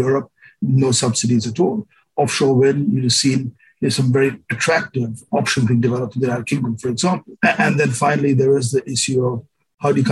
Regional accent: India; I grew up in India

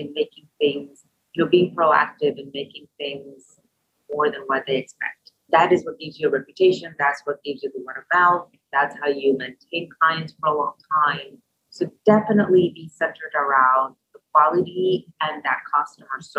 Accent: Puerto Rico; now in Louisville, United States; Louisville is my home. I am from Puerto Rico.

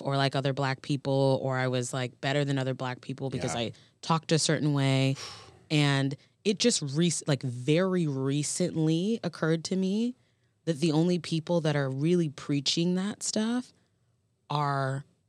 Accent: Florida, United States; And I grew up in the South, which is incredibly segregated. Mm-hmm. And I grew up in Florida, which is a whole nother layer.

